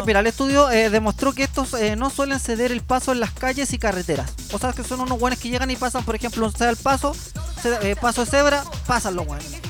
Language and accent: Spanish; Chile; como somos los chilenos